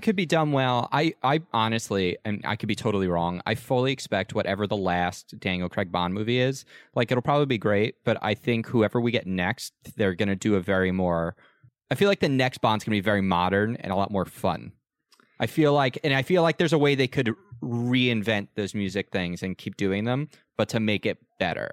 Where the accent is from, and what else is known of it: United States